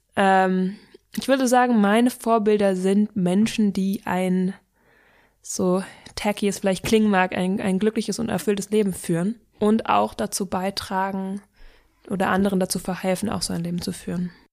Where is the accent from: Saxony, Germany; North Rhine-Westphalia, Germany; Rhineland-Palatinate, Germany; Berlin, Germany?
Berlin, Germany; ich bin in Berlin groß geworden und habe hier die letzten 21 Jahre gewohnt, deswegen würde ich es als meine Heimat bezeichnen